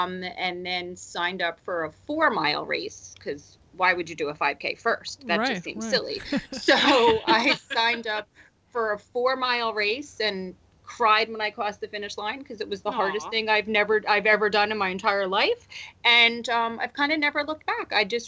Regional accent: New Jersey, United States; I was born and raised in New Jersey, and I'm a true Jersey girl.

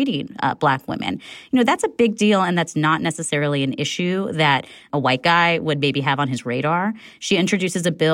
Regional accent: California, United States; as a Californian

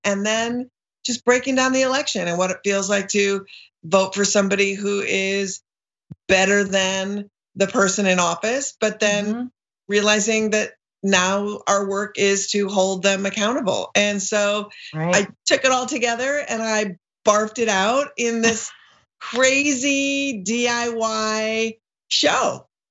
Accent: Minneapolis, Minnesota, United States; now in Brooklyn, United States; I grew up in Minneapolis and I live in Brooklyn, both

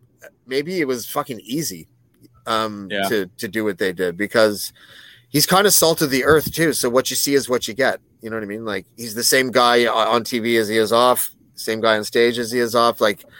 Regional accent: Prince George, British Columbia, Canada; I'm from Prince George.

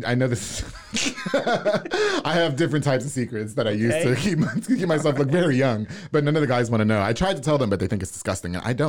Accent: New York, United States; now in Waco, United States; I'm from New York.

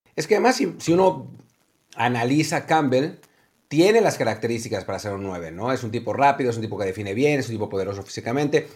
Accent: Jiutepec, Morelos, Mexico; de mi pueblo, literalmente de mi pueblo, de Jutepec, Morelos

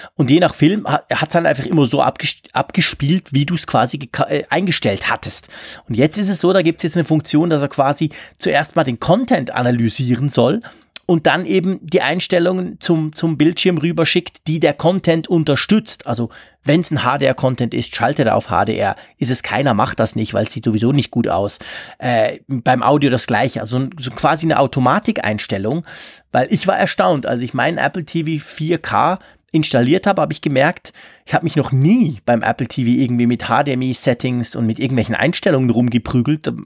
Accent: Switzerland; bei uns in der Schweiz

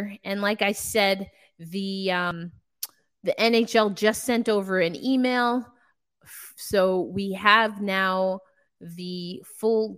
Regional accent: New York, United States; I'm from New York

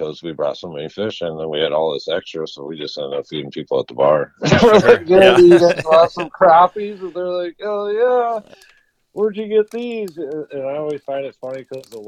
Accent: Lake Minnewaska, Minnesota, United States; where I grew up in Minnewaska

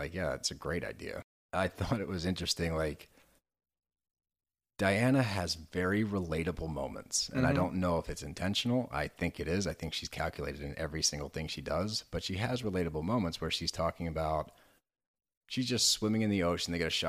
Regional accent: Texas, United States; I grew up in Texas frequently.

